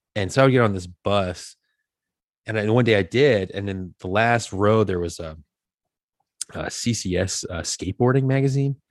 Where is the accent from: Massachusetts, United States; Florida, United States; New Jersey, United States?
Massachusetts, United States; Acushnet; I grew up in this small town after my father retired, in a small town called Acushnet